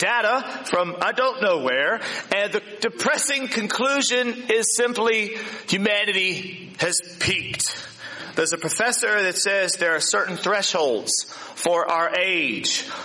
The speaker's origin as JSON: {"language": "English", "region": "Virginia", "country": "United States", "tie": "born or raised there", "moved": "yes", "lives_now": "New Zealand", "said": "in my hometown in Virginia"}